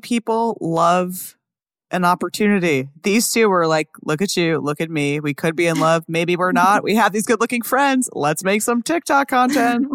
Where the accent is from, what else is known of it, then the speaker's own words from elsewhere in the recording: New York, United States; I'm from New York